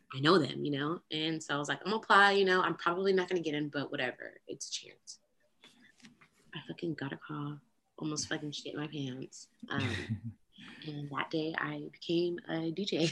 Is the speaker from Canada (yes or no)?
no; Austin, Texas, United States; I am from Austin